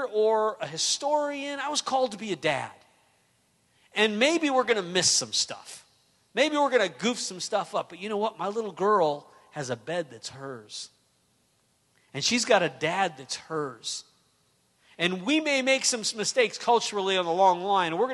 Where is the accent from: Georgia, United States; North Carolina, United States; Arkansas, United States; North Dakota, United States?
North Dakota, United States; I grew up in North Dakota.